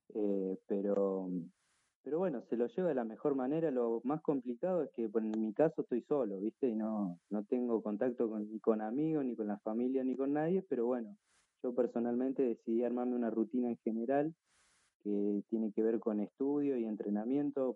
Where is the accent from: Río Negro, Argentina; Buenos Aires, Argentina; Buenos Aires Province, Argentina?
Río Negro, Argentina; Choele Choel; moved away as an adult; now in Bahía Blanca, Argentina; tengo 20 años, soy de Río Negro, Choel, Choel, Argentina